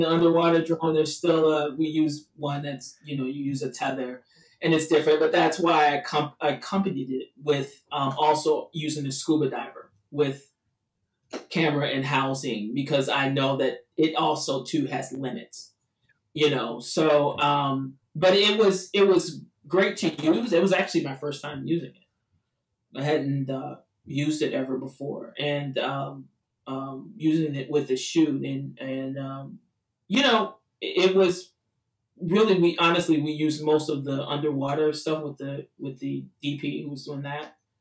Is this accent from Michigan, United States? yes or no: no; Chicago, Illinois, United States; moved away as an adult; also born or lived in Los Angeles; Chicago being my hometown, so I needed to come back home